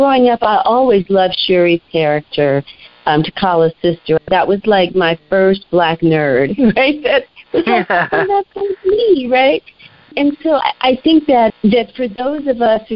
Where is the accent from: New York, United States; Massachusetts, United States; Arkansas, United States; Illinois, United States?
New York, United States; New York City; growing up in Harlem, where we felt like we had a black world